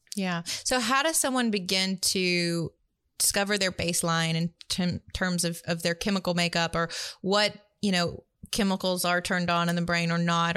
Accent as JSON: {"language": "English", "town": "Tuscaloosa", "region": "Alabama", "country": "United States", "tie": "born or raised there", "said": "I grew up in Tuscaloosa, Alabama, middle of the South"}